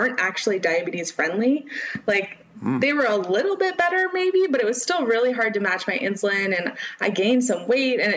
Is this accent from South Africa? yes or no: no; Bay Area, California, United States; I grew up in the Bay Area